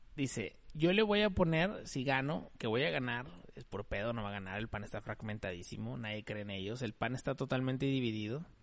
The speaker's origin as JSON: {"language": "Spanish", "country": "Mexico", "said": "soy mexicano y somos bastante chileros"}